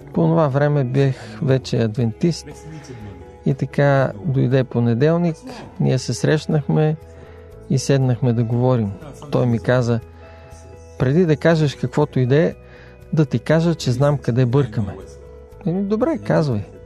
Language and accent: Bulgarian; Jamaica; now in England; Израснах във ферма в Ямайка